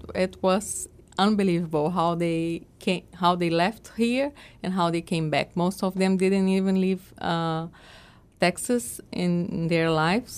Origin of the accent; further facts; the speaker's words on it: Brazil; moved away; in Brazil we don't speak so much English we don't have like a second language